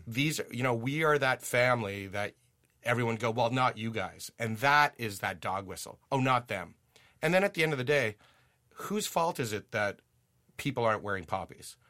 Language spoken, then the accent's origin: English; Ottawa, Ontario, Canada; also born or lived in Germany; I'm from Ottawa. I'm from Riverside Park